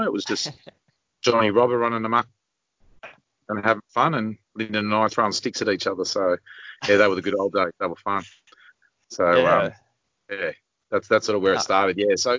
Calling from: New South Wales, Australia; Central Coast, New South Wales.

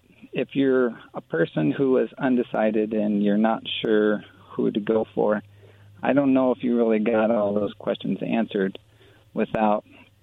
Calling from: Yakima, Washington, United States; I call in from Yakima.

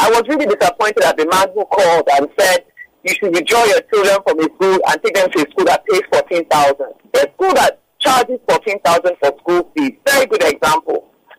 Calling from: Lagos, Nigeria; I'm calling from Lekki.

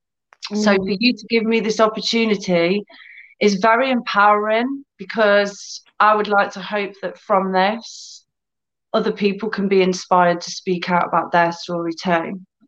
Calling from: United Kingdom; So I'm in the UK. So it's about 3 p.m., 10 past 3 here.

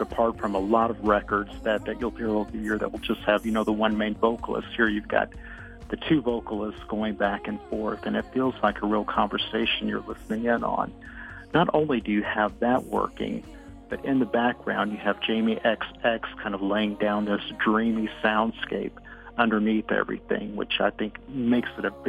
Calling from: Evansville, Indiana, United States; I'm calling from Evansville, Indiana

